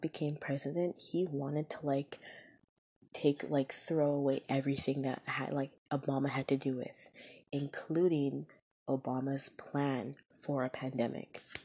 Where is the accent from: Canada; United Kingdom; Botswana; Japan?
Canada; I am Canadian, but the United States is right there